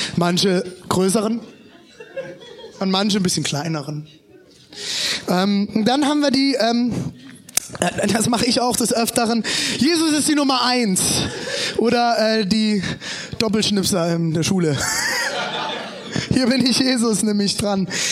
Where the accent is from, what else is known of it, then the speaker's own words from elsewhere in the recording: eastern Germany, Germany; als Ossis